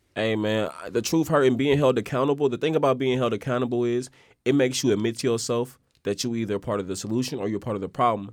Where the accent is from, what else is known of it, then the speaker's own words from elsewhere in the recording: Oakland, California, United States; me growing up in Oakland, bruh, and growing up in Oakland